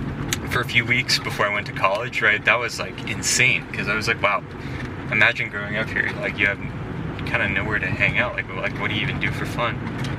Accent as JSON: {"language": "English", "region": "California", "country": "United States", "said": "I'm from California, like a kind of a suburban / rural area"}